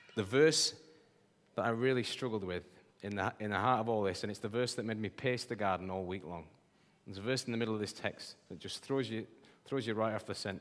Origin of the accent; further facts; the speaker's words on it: Yorkshire and the Humber, United Kingdom; I'm a Yorkshireman